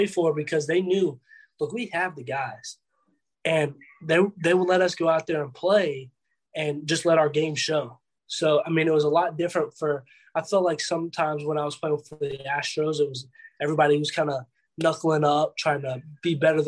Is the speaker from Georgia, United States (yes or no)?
yes; Atlanta, Georgia, United States; I'm from Atlanta, around the Atlanta area.